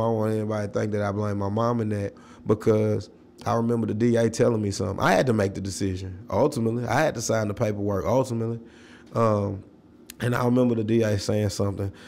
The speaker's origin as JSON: {"language": "English", "town": "Nashville", "region": "Tennessee", "country": "United States", "tie": "born or raised there", "said": "growing up in South Nashville"}